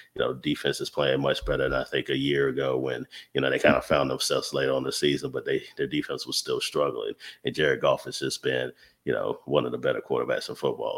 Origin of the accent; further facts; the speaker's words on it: North Carolina, United States; I'm from North Carolina